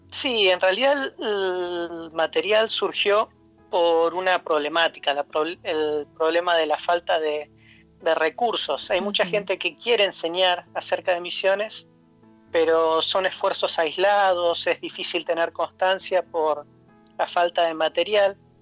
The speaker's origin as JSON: {"language": "Spanish", "region": "Neuquén", "country": "Argentina", "tie": "born or raised there", "also_born_or_lived": "Buenos Aires, Argentina / Poland", "moved": "as an adult", "lives_now": "Latvia", "said": "yo nací en Argentina, en la ciudad de Neuquén, que es en la Patagonia"}